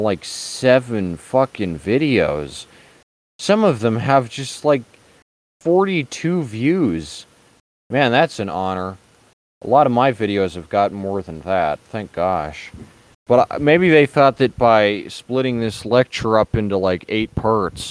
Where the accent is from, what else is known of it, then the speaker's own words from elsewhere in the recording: United States; I'm an American